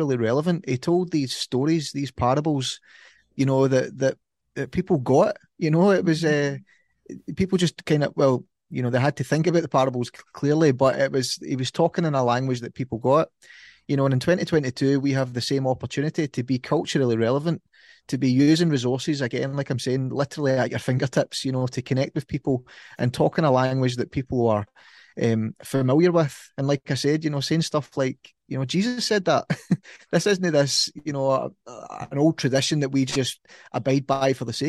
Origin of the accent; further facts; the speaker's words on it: Ayrshire, Scotland, United Kingdom; accent: Ayrshire; that's my Ayrshire accent